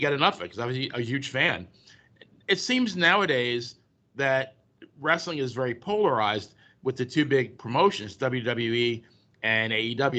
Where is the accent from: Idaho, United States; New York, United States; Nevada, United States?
New York, United States; I grew up in New York